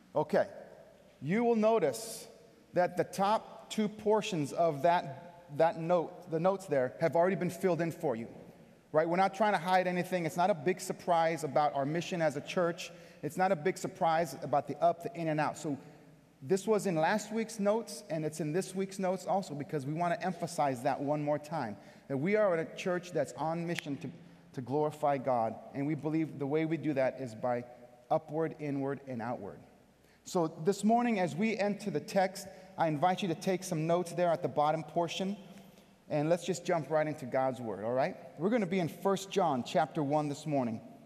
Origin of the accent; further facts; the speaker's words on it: California, United States; moved away as an adult; also born or lived in Brooklyn, New York; now in Buffalo, United States; I'm from California. I've lived in Buffalo for one year. I've lived in Brooklyn for three years previously